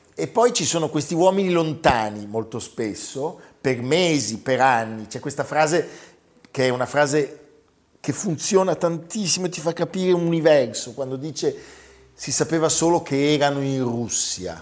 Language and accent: Italian; Milan, Lombardy, Italy; noi che ogni tanto siamo un po' cattivelli da milanesi